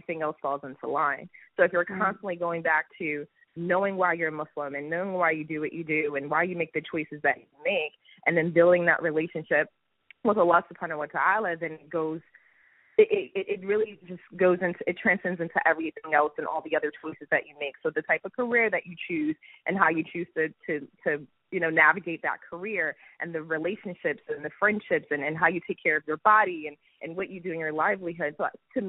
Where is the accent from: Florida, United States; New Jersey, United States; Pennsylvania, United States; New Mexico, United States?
Pennsylvania, United States; Philadelphia; So I grew up in Philly.